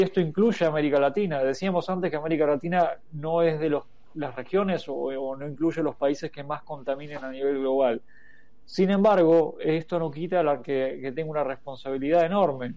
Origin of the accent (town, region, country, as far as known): Argentina